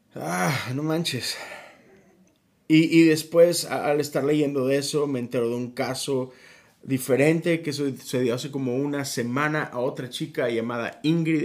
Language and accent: Spanish; Mexico; México, que es mi país de origen